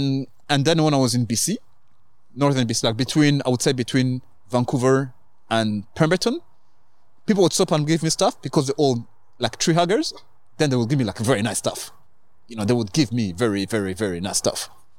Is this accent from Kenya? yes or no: yes; Kenya; also born or lived in Rwanda; now in Canada; I was born in Rwanda, grew up in Kenya, grew up in...